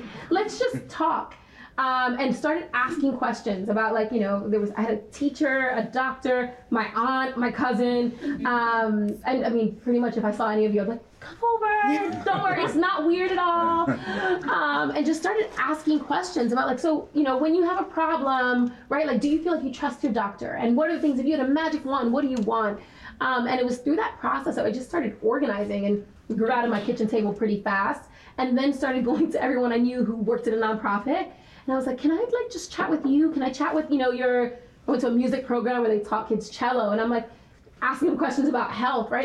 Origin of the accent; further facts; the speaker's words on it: New York City, New York, United States; I'm from the Bronx, I'm born and raised there, I still live there.